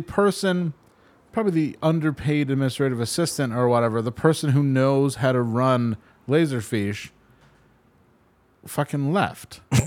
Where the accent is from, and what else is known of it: Glens Falls, New York, United States; born or raised there; moved away